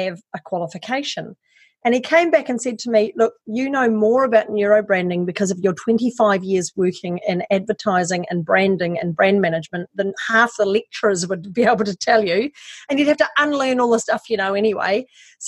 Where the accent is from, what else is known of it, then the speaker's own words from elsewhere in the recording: New Zealand; moved away as an adult; also born or lived in Wellington, New Zealand; now in Australia; I'm actually a Kiwi. I'm from New Zealand.